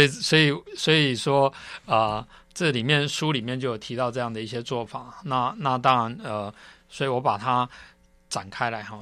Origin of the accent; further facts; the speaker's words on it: Taiwan; 我们台湾人